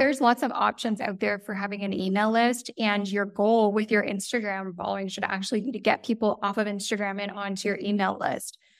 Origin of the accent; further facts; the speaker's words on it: Toronto, Ontario, Canada; moved away as an adult; now in Italy; So, I am Canadian, I'm from the Toronto area